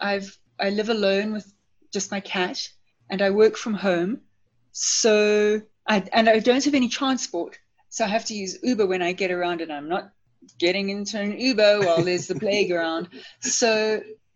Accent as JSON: {"language": "English", "country": "Zimbabwe", "tie": "born or raised there", "also_born_or_lived": "Copperbelt, Zambia", "moved": "as an adult", "lives_now": "South Africa", "said": "I was born in Zambia. I'm actually a copper baby. And by that, I mean that I was born on the copper belt in Zambia. And then when I was about 9 or 10, my family moved to Zimbabwe. At the time, it was still called Rhodesia, but I grew up in Zimbabwe."}